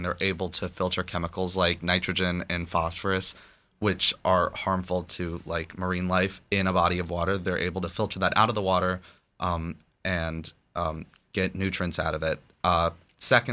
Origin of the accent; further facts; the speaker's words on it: East Hampton, New York, United States; I'm from East Hampton. So okay. John Marshall Elementary School, and then the East Hampton Middle School to the East Hampton High School